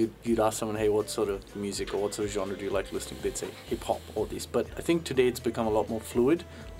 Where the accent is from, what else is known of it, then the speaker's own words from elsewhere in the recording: India; now in Australia; And I think the fact that we're Indian actually helps us.